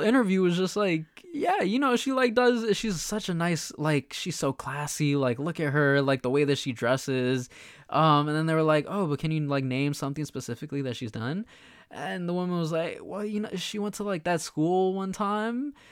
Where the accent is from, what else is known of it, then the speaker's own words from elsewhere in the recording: United States; we were born here, we're American